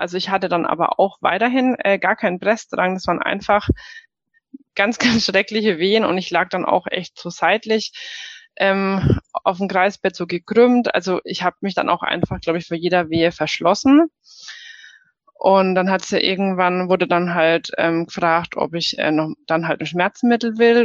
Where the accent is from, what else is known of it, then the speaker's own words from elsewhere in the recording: Germany; bei uns in Deutschland